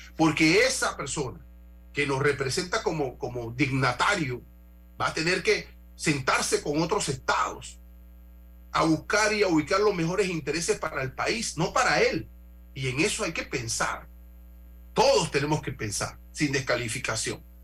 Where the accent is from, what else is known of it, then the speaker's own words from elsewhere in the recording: Panama; como panameño